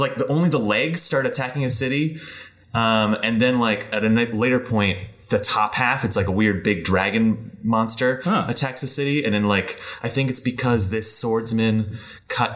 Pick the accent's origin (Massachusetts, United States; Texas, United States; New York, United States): New York, United States; New York City; I am Korean American. Yeah, born in Flushing, New York.